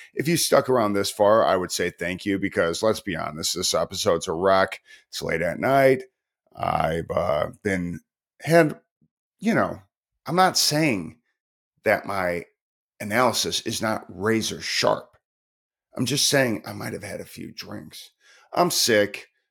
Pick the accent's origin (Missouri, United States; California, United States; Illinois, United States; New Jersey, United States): Illinois, United States; Chicago; moved away; also born or lived in Tacoma, Washington / Baltimore; I'm from Chicago, but I moved from Tacoma, Washington